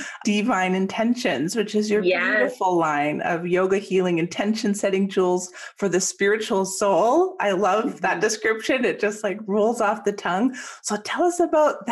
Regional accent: Ontario, Canada; moved away as an adult; now in United States; I grew up in Canada and moved to the United States 7 years ago.

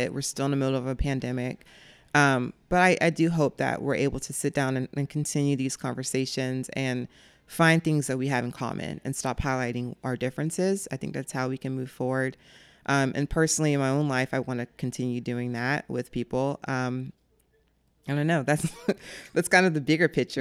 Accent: Jacksonville, Florida, United States; also born or lived in Clay County, Florida / Fleming Island, Florida; I grew up in Jacksonville for we moved to Clay County when I was 13

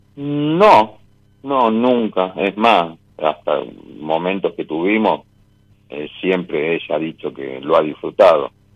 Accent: La Rioja, Argentina; De La Rioja.

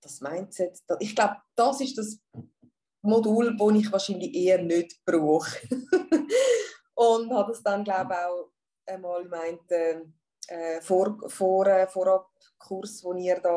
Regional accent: Zurich, Switzerland; ich bin aus Zürich und ich habe eine Praxis, eine Shiatsu-Praxis in der Altstadt in Zürich.

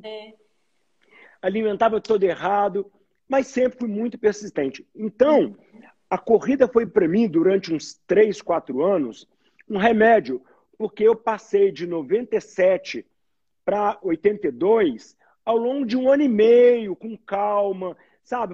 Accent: Belo Horizonte, Minas Gerais, Brazil; Sou mineiro, sou mineiro de Belo Horizonte

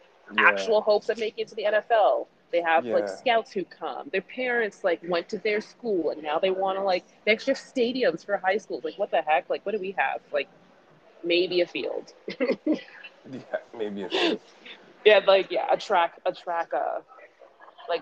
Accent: Toronto, Ontario, Canada; I went to Lawrence Park

